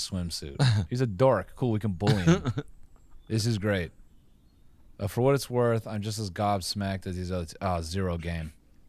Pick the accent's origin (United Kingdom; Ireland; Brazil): United Kingdom; Oxford, South East England; It's just I'm from Oxford. I'm from Oxford.